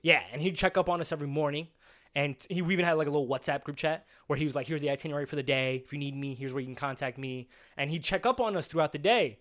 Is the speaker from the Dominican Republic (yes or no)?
yes; Dominican Republic; moved away; my home country of the Dominican Republic